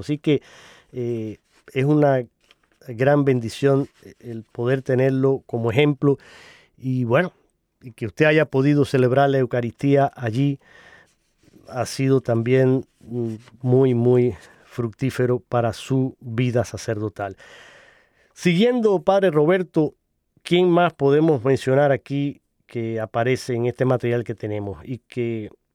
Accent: Holguín, Cuba; yo soy cubano, y él fue precisamente obispo en la parte oriental de Cuba, en la diócesis concreta a la que yo pertenezco y a donde nací y crecí. Incluso en mi ciudad natal

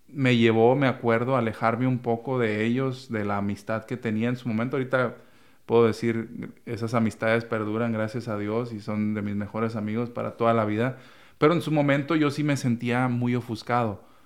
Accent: Chihuahua, Mexico; moved away; en la parroquia en la que crecí, En el Espíritu Santo, allá en, Chihuahua, Chihuahua

